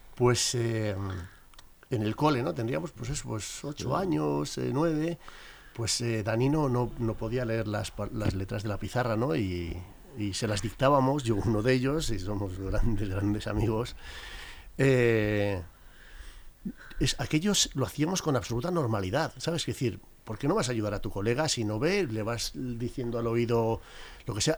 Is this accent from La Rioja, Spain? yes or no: yes; La Rioja, Spain; moved away as an adult; now in Madrid, Spain; nací en La Rioja, en un pequeño pueblecito y a los 18 años vinimos para Madrid